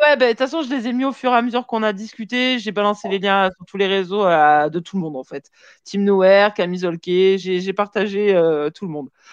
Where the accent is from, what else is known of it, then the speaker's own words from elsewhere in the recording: Vaucluse, Provence-Alpes-Côte d'Azur, France; moved away as an adult; also born or lived in Marseille; now in Lyon, France; J'ai grandi dans le Vaucluse